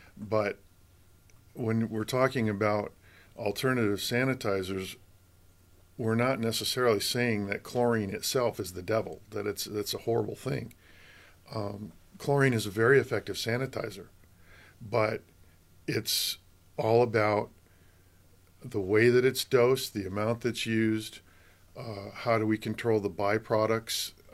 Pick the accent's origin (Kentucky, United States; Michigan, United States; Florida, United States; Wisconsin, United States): Michigan, United States; also born or lived in Colorado; now in California, United States; I grew up in Michigan